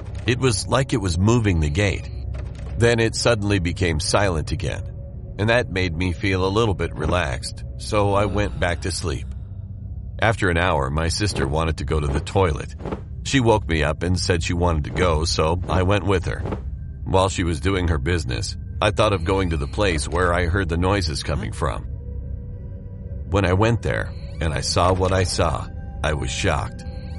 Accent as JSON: {"language": "English", "country": "India", "said": "I'm from India, and this story I'm going to tell will never be forgotten in my life."}